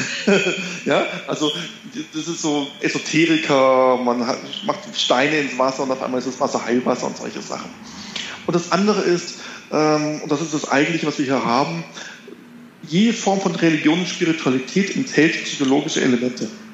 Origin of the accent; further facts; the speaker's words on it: Konstanz, Baden-Württemberg, Germany; Ich komme vom See, haben Sie schon erwähnt, ich komme vom Bodensee aus Konstanz.